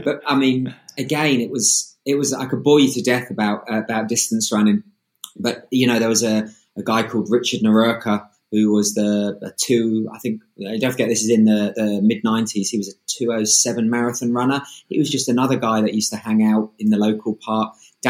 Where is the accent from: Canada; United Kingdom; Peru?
United Kingdom; London; I was born and raised in West London.